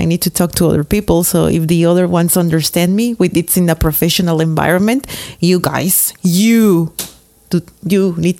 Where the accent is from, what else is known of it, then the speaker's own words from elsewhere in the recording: Mexico; I'm from Mexico, of course, the land of tequila, avocado, tacos, mariachi, and loud people.